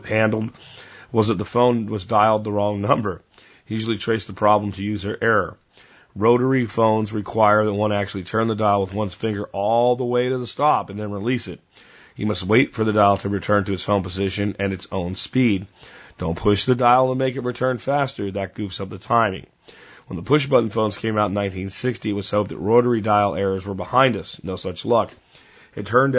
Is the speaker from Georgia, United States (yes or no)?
no; Jonestown, Pennsylvania, United States; when I was a kid growing up in Pennsylvania, the area we lived in was so rural